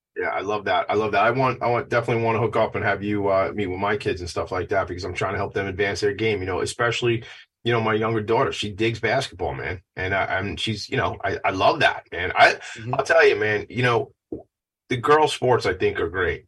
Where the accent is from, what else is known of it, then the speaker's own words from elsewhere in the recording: Franklin Square, New York, United States; I grew up in Franklin Square